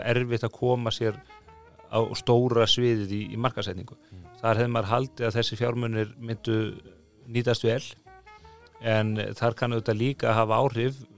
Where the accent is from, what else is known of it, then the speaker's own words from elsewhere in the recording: Iceland; við Íslendingar